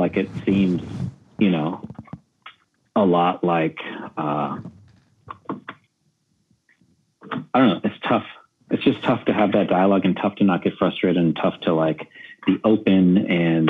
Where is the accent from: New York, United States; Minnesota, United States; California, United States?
California, United States; San Diego; I grew up in San Diego, a border kid crossing the border whenever